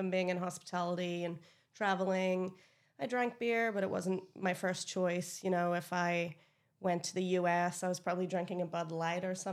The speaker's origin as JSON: {"language": "English", "region": "Northern Ireland", "country": "United Kingdom", "tie": "born or raised there", "moved": "as an adult", "lives_now": "Australia", "said": "if you can't hear, I'm from Northern Ireland."}